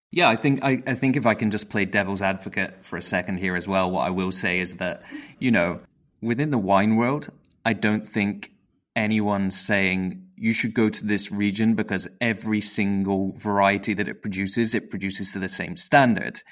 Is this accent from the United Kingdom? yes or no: yes; United Kingdom; I'm British